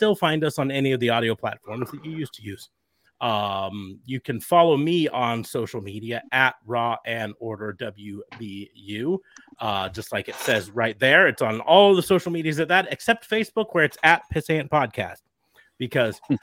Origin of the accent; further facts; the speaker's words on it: United States; We're American